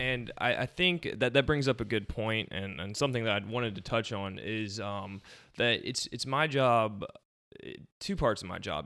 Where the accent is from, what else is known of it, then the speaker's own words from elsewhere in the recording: Beaufort, South Carolina, United States; moved away as an adult; now in Somerville, United States; I'm from Beaufort, South Carolina originally, so, uh, consider myself a low country native